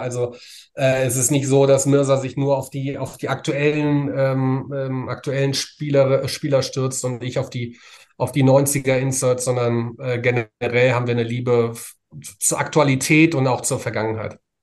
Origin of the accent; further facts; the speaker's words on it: Frankfurt, Hesse, Germany; Born and mhm. raised tatsächlich, mitten in der Stadt, ähm, im, im, Marienkrankenhaus, das es heute nicht mehr gibt.